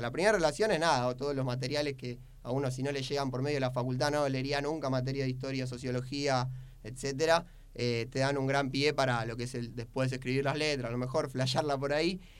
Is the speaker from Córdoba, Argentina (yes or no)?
no; Buenos Aires, Argentina; yo soy de Linier Villaluro